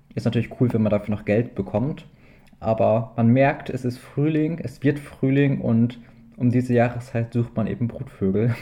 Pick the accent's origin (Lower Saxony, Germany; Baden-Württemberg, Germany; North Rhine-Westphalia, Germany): Lower Saxony, Germany; East Frisia; bei uns in Ostfriesland